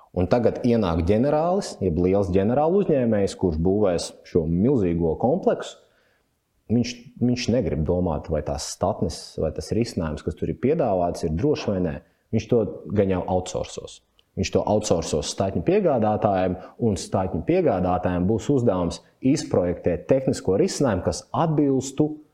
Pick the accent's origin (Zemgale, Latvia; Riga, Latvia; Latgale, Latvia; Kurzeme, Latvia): Zemgale, Latvia; Jelgava; Pats esmu Jālgavnieks